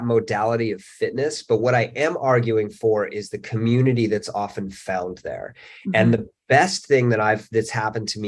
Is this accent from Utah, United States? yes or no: yes; Salt Lake City, Utah, United States; also born or lived in Canmore / Boulder / Bozeman; now in Los Angeles, United States; I grew up in Salt Lake City.